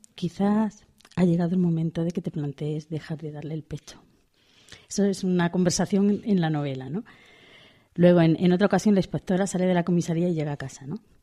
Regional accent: Pamplona, Navarre, Spain; como soy de Pamplona

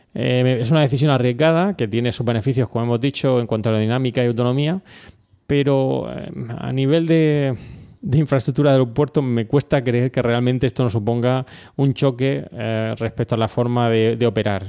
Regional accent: Murcia, Region of Murcia, Spain; somos de Murcia

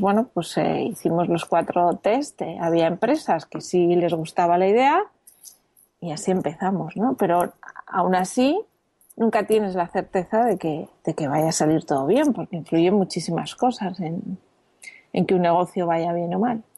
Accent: Madrid, Community of Madrid, Spain; moved away as an adult; also born or lived in Brussels / United States; now in Barcelona, Spain; soy de Madrid, pero vivo en Barcelona desde que me casé

